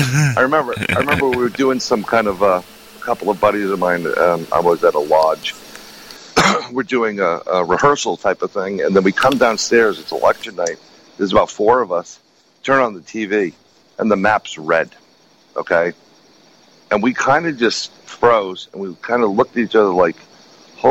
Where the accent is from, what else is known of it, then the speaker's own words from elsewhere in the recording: New York City, New York, United States; growing up in New York City, we're born and raised and I still live there.